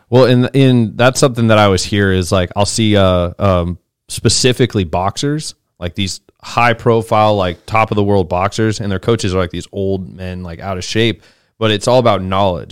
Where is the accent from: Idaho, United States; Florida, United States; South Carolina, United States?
Idaho, United States; Boise; now in Austin, United States; I'm from Boise, Idaho